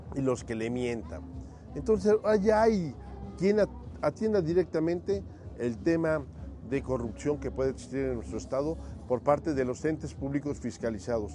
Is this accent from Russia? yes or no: no; Tepeaca, Puebla, Mexico; mi pueblo querido